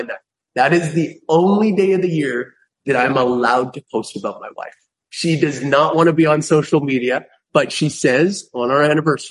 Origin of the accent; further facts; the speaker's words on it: Canada; I'm Canadian.